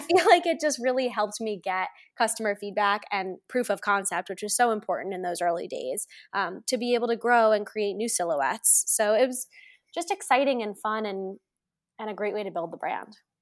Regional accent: Andover, Massachusetts, United States; grew up in Andover, Massachusetts, right outside of Boston

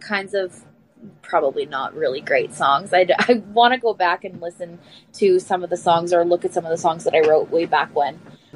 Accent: Ottawa, Ontario, Canada; my hometown here in Ottawa

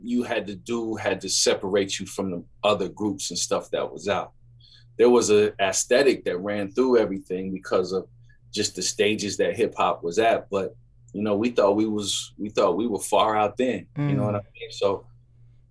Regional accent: Seattle, Washington, United States; moved away as an adult; also born or lived in New York / Philadelphia / Massachusetts; Well, I grew up here in Seattle. I left when I was young, came back for middle school and high school.

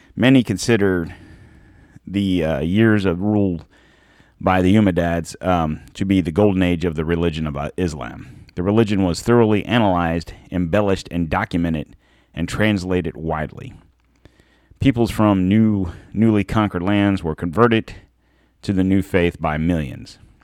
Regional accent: United States; We're American

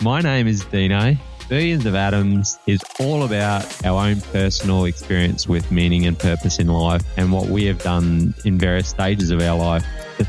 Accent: Mount Isa, Queensland, Australia; I grew up in Western Queensland

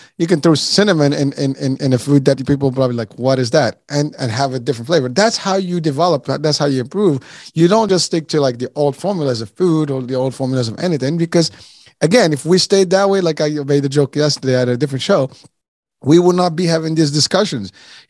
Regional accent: Morocco; born there; I was born in Morocco, so we have Moroccan cuisine.

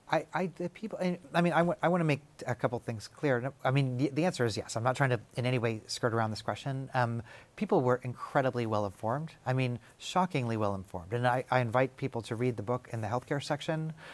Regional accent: Kansas City, United States; now in Tennessee, United States; I'm from Kansas City

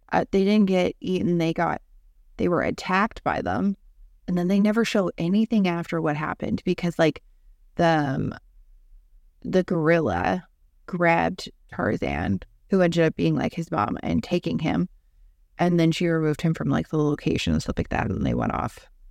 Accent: Canada; Justin Trudeau about this, who's our prime minister.

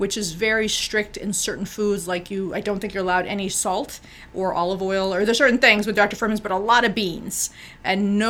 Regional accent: Bolivia; we're from Bolivia

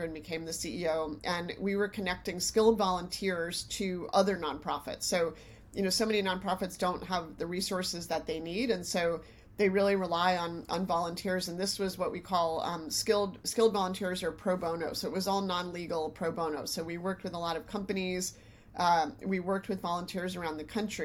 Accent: New York, United States; I was from New York and wanted to be back in New York

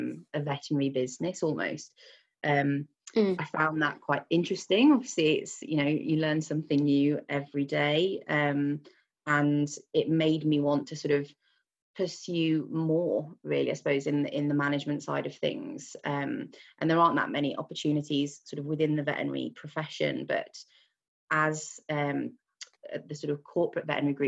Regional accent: Wolverhampton, West Midlands, United Kingdom; I'm originally from Wolverhampton, which for those of you who don't know where it is, near Birmingham

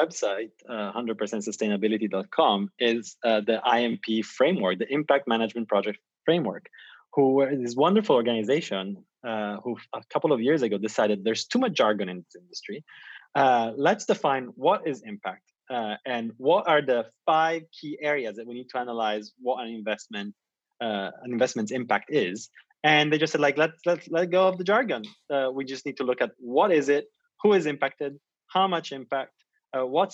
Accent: Italy; also born or lived in Asia; now in London, United Kingdom; I come from Italy

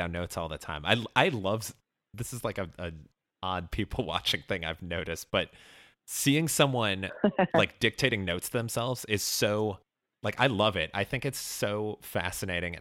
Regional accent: Chicago, Illinois, United States; moved away; I grew up in Chicago

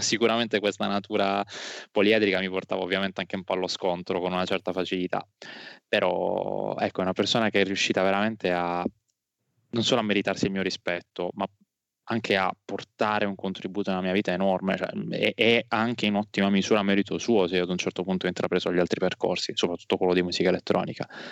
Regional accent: Alberobello, Apulia, Italy; also born or lived in Noci / Bari; ho passato tutta l'infanzia ad Albero Bello, poi dalle scuole superiori mi sono spostato prima a Noci, un paese vicino, poi a Bari

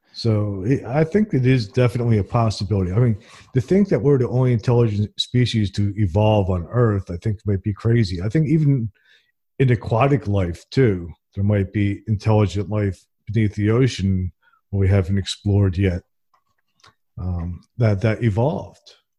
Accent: New Jersey, United States; now in Alabama, United States; I'm originally from New Jersey, and I moved here to Alabama in the Bible Belt

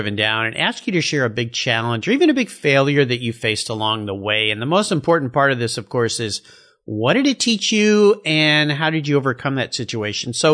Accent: Southern California, United States; I grew up in Southern California, and I was a long-haired surf rat.

